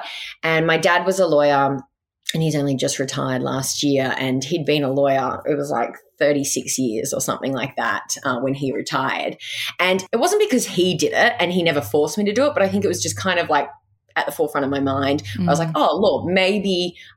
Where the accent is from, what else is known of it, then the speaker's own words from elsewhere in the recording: Goulburn, New South Wales, Australia; also born or lived in Sydney; I actually grew up in a country town called Goulburn.